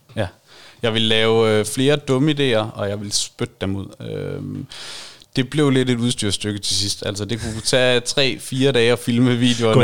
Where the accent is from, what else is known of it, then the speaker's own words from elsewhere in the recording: Varde, Southern Denmark, Denmark; jeg er nær i vestjyde. Jeg kommer fra Varde